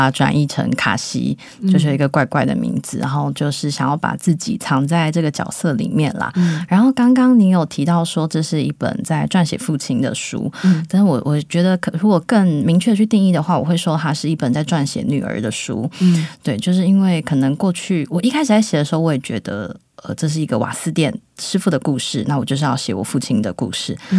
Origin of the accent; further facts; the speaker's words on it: Yilan, Yilan County, Taiwan; 他他每几年就会问我说：“哎，你的故乡在哪里？”只要我说宜兰市，而非察哈尔，他就会勃然大怒